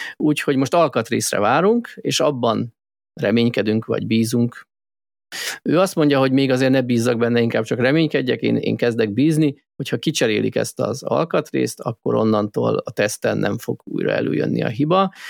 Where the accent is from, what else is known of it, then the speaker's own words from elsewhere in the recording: Hungary; magyarok vagyunk